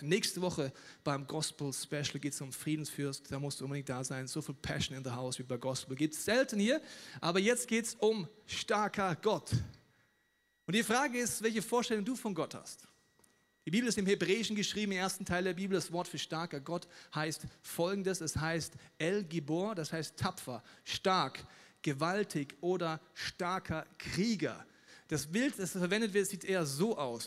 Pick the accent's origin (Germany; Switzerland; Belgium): Germany; Ich bin in Deutschland aufgewachsen